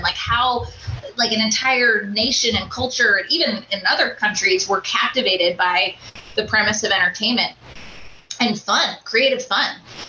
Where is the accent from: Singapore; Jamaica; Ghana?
Singapore; also born or lived in Kuala Lumpur, Malaysia / Florida / Washington, D.C.; now in Minnesota, United States; I was born on the equator. So I was born in Kuala Lumpur, Malaysia. Grew up in Singapore, went to Florida. I have just progressively moved north.